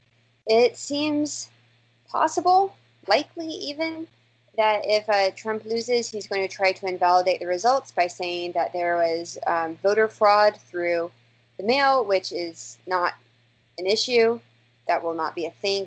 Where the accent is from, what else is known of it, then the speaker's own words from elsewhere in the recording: the South, United States; now in New York, United States; As a Southerner